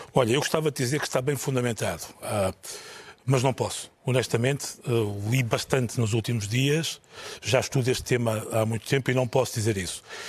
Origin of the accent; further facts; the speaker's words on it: North, Portugal; eu sou do Norte